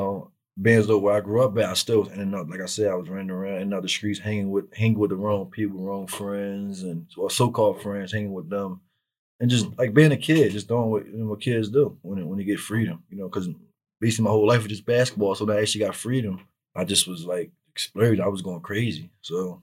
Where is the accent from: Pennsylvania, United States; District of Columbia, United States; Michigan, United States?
Pennsylvania, United States; Philadelphia; I grew up in North Philly, or like around 17th and CCB Moore, across the street from Meade School.